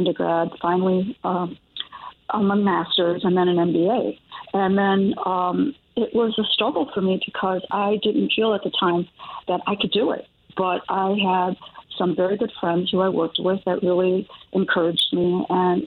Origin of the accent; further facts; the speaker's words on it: Chicago, Illinois, United States; I grew up in Chicago, born and raised in the culture neighborhood